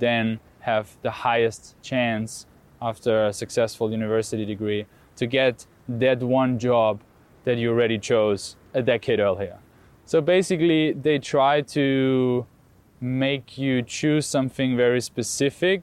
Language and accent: English; Austria; I grew up in Austria